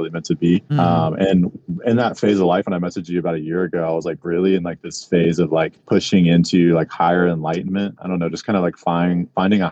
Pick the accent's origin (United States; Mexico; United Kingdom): United States; small town north of Houston, Texas; now in Houston, United States; I'm actually from like a small town about an hour north of Houston. It's called Splendor, Texas.